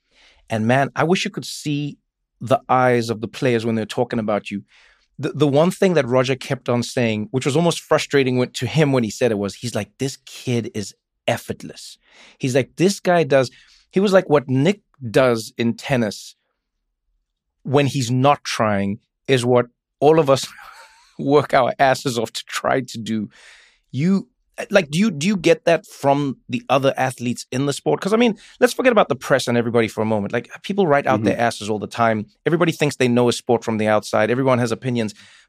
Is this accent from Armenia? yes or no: no; South Africa; I grew up in South Africa, but I had to learn different languages, different accents, different cultures, different.